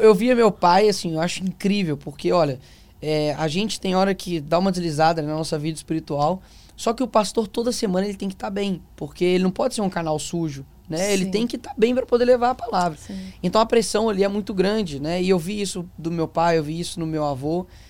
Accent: Belo Horizonte, Minas Gerais, Brazil; O meu avô, ele fundou a Assembleia do bairro onde eu nasci, Cabana do Pai Tomás

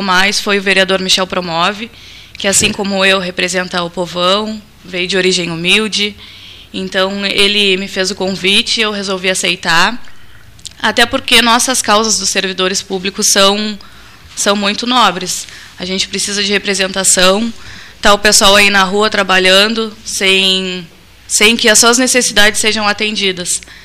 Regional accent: Pelotas, Rio Grande do Sul, Brazil; mas morei a vida inteira no Areal

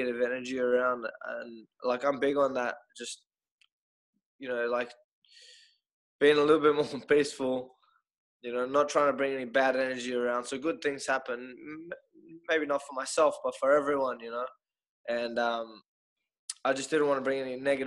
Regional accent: Australia; I'm from Australia

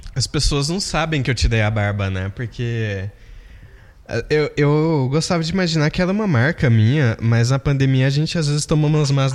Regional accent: Brazil; eu sou brasileiro

